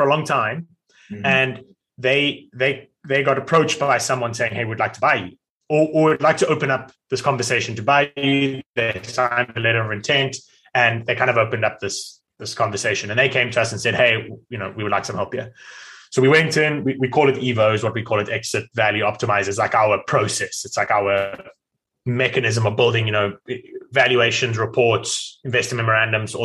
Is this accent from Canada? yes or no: no; South Africa; now in United States; I'm South African, yet live in America